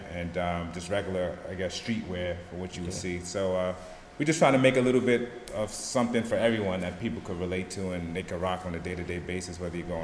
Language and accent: English; New York City, New York, United States; coming from New York City, growing up, fashion is a big part of our culture